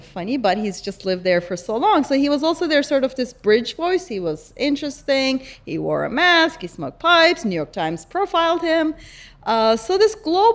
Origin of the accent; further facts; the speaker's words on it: Istanbul, Turkey; So I grew up in Istanbul, right? And I grew up in Turkey